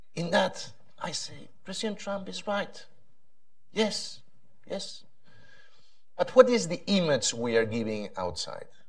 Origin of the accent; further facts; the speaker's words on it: Spain; I come from Spain